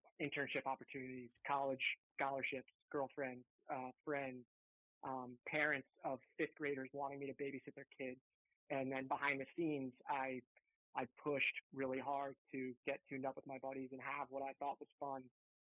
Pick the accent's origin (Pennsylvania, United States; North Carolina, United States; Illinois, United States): Pennsylvania, United States; right outside Philadelphia; I grew up in right outside Philadelphia in an affluent area